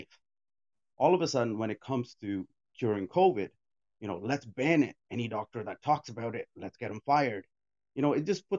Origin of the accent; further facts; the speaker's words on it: India; English is a second language; I'm from India